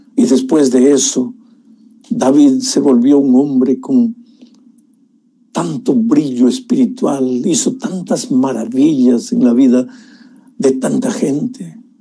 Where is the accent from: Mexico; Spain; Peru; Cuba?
Peru; moved away; En las alturas de Puno, allá en mi país